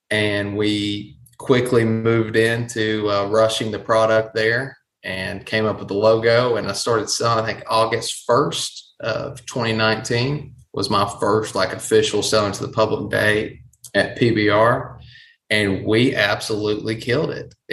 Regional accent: East Tennessee, United States; And I'm from East Tennessee.

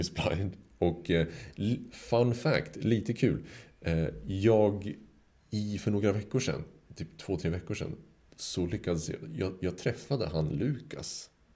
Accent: Sweden; som svensk

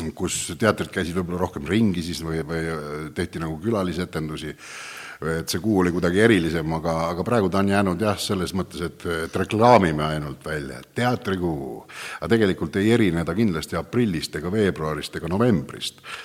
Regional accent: Viljandi County, Estonia; Viljandimaal, kust mina pärit olen

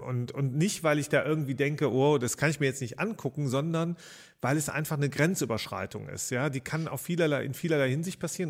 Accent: Rhineland, Germany; da war ich so 18, 19 Jahre alt in meiner Heimatstadt

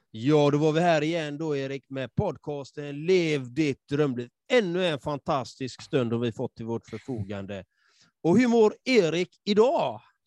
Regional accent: Sweden; jag själv liksom är uppvuxen i förorten och jag är halvfinsk och halvsvensk

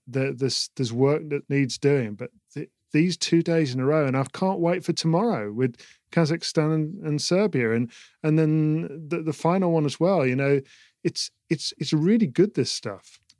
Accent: United Kingdom; as a British person

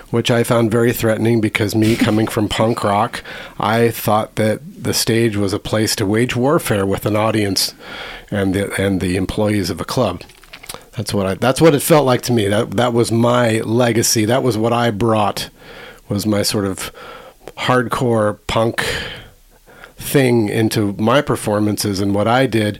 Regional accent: Boston, Massachusetts, United States; I was living in Boston

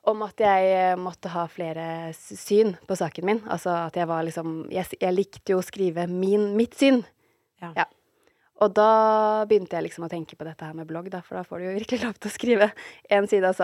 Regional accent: Fredrikstad, Viken, Norway; also born or lived in Trondheim / Kristiansand / Halden; Uh, altså jeg ble født i Trondheim, og så flyttet vi til Kristiansand, og så flyttet vi til Halden, og så flyttet jeg til Fredrikstad. Men jeg har på en måte sånn eh, Barndommen min har vel vært lengst i Fredrikstad.

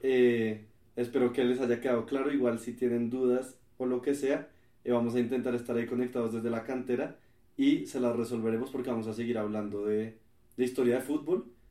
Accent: Colombia; Nosotros somos colombianos

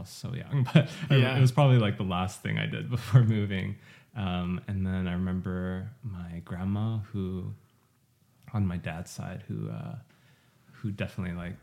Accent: Montreal, Quebec, Canada; also born or lived in Seoul, South Korea / Vancouver, Canada; I was born in Korea and then moved to Montreal when I was 4

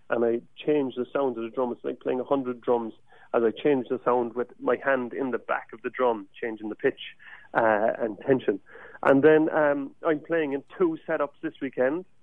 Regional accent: Cork, Munster, Ireland; accent: southern drawl of Ireland; now in San Diego, United States; I'm not from San Diego originally. Mm-hmm. Uh, my accent would, would belie that I'm from Cork in Ireland, which is the Mrs. Hippie of Ireland.

